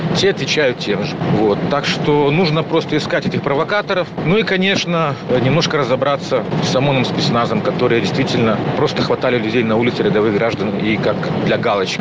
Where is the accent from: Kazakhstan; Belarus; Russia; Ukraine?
Belarus; moved away as an adult; Я сам из Беларуси.